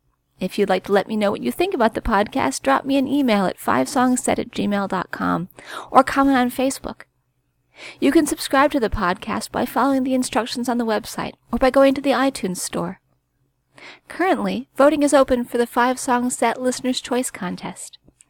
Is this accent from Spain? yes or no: yes; Barcelona, Catalonia, Spain; About me, I am from Barcelona, Spain, and am a self-taught composer.